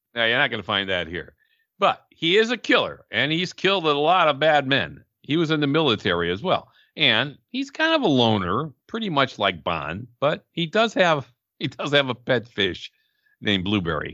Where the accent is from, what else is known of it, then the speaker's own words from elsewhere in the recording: Chicago, Illinois, United States; we're from Chicago